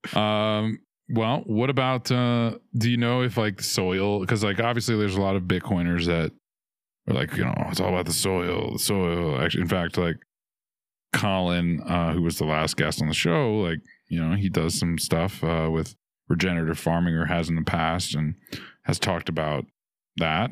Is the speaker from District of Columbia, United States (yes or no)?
no; New Orleans, Louisiana, United States; I'm from New Orleans, much bigger